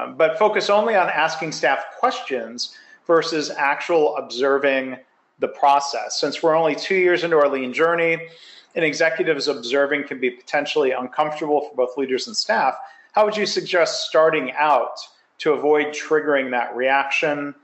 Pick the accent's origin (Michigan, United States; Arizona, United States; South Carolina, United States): Michigan, United States; also born or lived in Ohio; now in Texas, United States; I was born in Ohio, raised in Michigan, got to Texas as soon as I could.